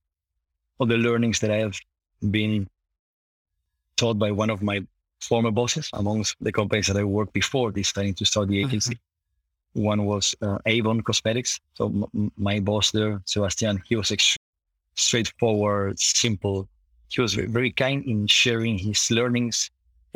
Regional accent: Buenos Aires, Argentina; moved away as an adult; also born or lived in London, United Kingdom; now in Netherlands; growing up in Buenos Aires was extremely nice

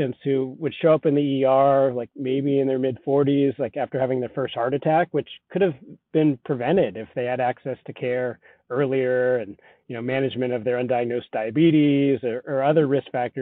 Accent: Southern California, United States; also born or lived in Colorado; I grew up in Southern California, but ended up out in Colorado for undergrad

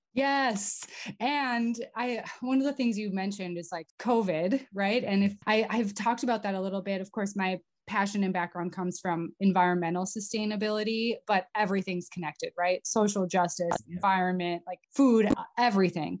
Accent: North Dakota, United States; moved away as an adult; also born or lived in Middle East / Europe; so I grew up in North Dakota, west of Fargo, like 100 miles

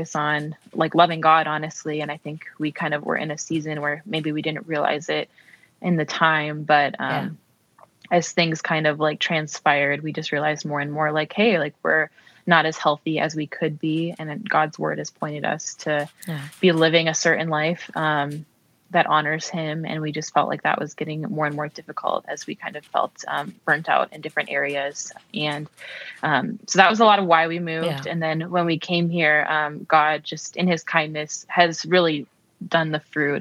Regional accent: Minnesota, United States; moved away as an adult; also born or lived in Maryland, United States; now in Texas, United States; I grew up in Minnesota

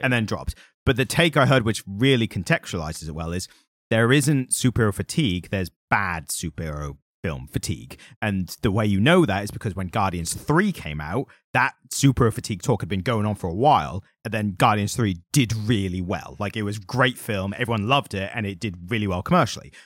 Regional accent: United Kingdom; being British

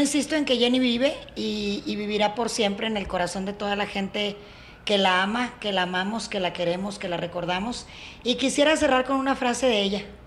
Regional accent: Nuevo León, Mexico; en mi tierra

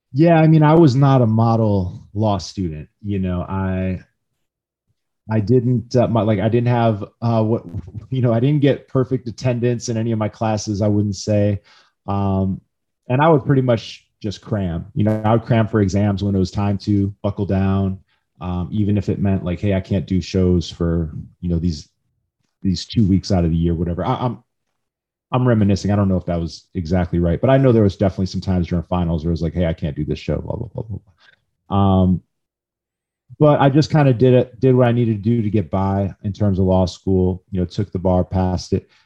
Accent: Midwest, United States; I grew up in the Midwest

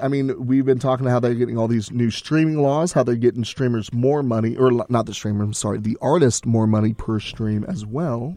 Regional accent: Texas, United States; we're from Texas

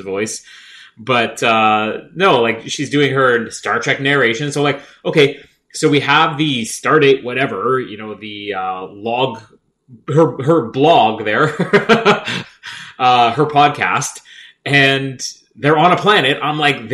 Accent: Canada; We're Canadian. We know French.

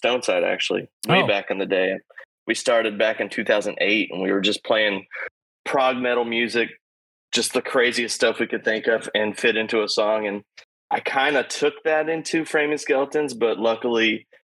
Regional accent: Houston, Texas, United States; also born or lived in Cypress, Texas; I was born in Houston, raised in Houston. I mean, raised in Cypress, but still born and raised here in the greater Houston area

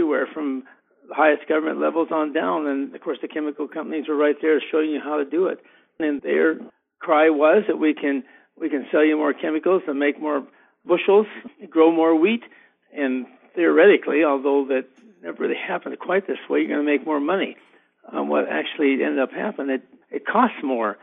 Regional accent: Big Sandy, Montana, United States; the small town that I grew up near Big Sandy, which is 1,000 people when I graduated from high school in 66

